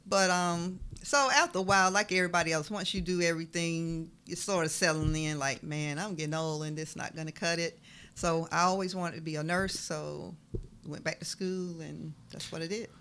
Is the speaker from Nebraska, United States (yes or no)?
no; Waynesboro, Georgia, United States; originally from down the road, Waynesboro